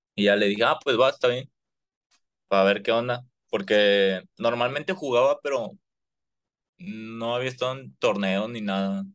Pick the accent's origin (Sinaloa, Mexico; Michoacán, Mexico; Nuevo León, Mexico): Nuevo León, Mexico; Monterrey; los que somos de Monterrey